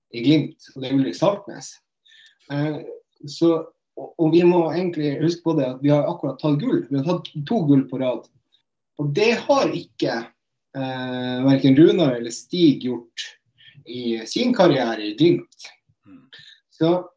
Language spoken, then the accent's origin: Norwegian; Vadsø, Finnmark, Norway; Jeg er jo fra Vadsø, da.